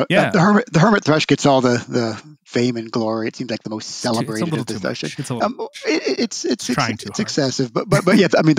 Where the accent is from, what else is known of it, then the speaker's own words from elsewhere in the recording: Pennsylvania, United States; now in Colorado, United States; my home state of Pennsylvania